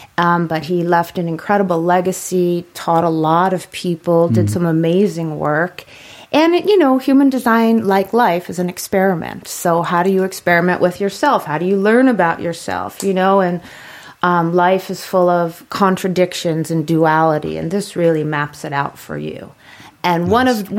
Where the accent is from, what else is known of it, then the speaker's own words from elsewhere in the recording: New York City, New York, United States; It's been a long time, but once from New York, always from New York.